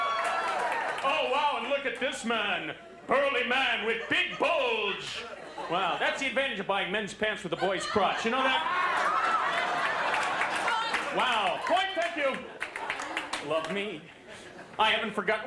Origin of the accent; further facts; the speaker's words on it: New Jersey, United States; I'm from New Jersey